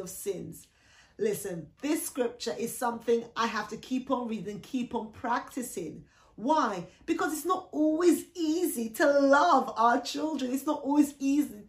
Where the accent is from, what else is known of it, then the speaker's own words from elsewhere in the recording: Jamaica; now in United Kingdom; I was born in the Caribbean, so I was born in Jamaica